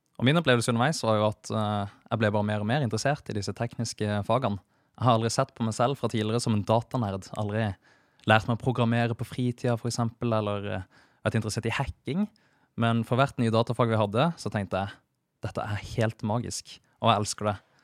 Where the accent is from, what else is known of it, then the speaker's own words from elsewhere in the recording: Kristiansand, Agder, Norway; moved away as an adult; also born or lived in Trondheim; enda før der så vokste jeg opp i Kristiansand